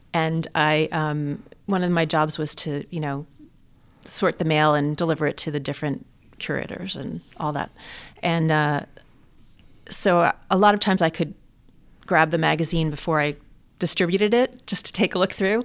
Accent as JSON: {"language": "English", "region": "suburbs of New York", "country": "United States", "tie": "born or raised there", "said": "I was actually born in New York City, um, but grew up in the suburbs of New York"}